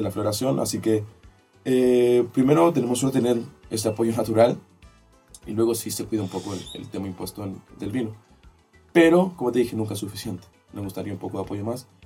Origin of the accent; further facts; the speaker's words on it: Maipo Valley, Santiago Metropolitan Region, Chile; yo soy del Valle del Maipo